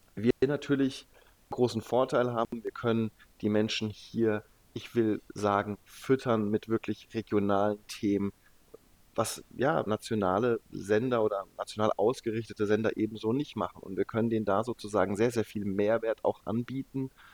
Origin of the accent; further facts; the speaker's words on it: Leimen, Baden-Württemberg, Germany; also born or lived in Heidelberg / Stuttgart; ich bin in Heidelberg geboren und dann aber in, in der Boris-Becker-Stadt sozusagen, in Leimen Nein, aufgewachsen